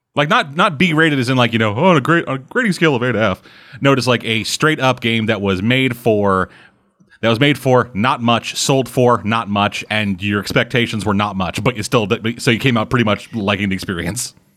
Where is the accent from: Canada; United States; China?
Canada; You guys make Canadian jokes at me